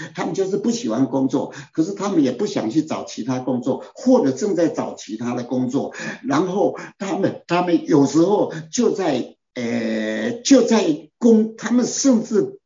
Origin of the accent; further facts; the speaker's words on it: Taiwan; 我们台湾人